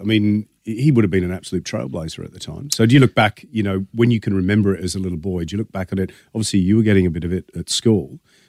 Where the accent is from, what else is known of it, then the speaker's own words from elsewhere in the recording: England, United Kingdom; now in Australia; I'm English, so I know this. I came to Australia, fell in love with it